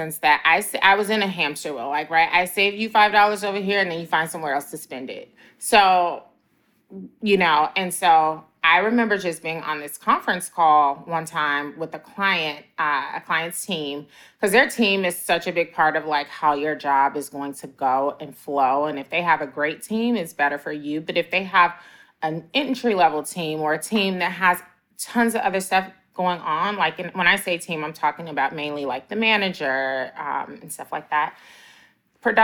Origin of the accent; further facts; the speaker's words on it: Chicago, Illinois, United States; moved away; also born or lived in Atlanta; I went back to my hometown of Chicago